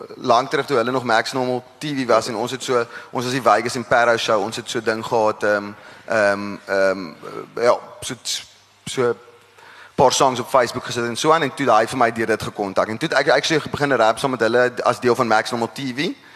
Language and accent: Afrikaans; Parow, Western Cape, South Africa; ek kom ek gebore in Parrot